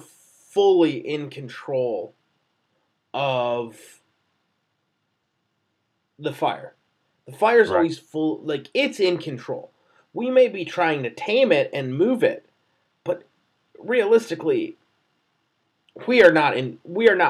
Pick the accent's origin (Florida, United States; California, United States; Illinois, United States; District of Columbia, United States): Illinois, United States; Chicago; I'm from Chicago. Like, I'm born and raised here.